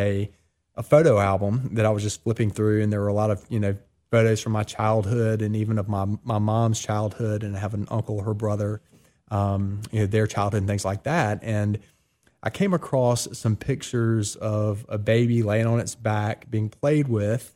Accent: Columbia, South Carolina, United States; now in Oxford, Mississippi, United States; I was born in Columbia, South Carolina, 40 years ago now

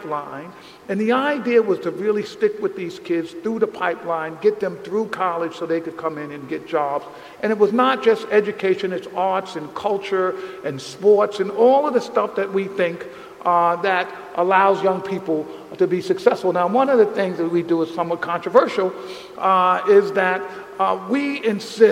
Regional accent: New York City, New York, United States; the conditions I grew up in the South Bronx

